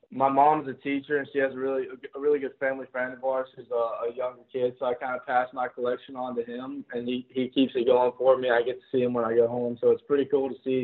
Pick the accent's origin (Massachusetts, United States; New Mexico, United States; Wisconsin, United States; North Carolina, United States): North Carolina, United States; I grew up in North Carolina, so it's like Southern Baptist.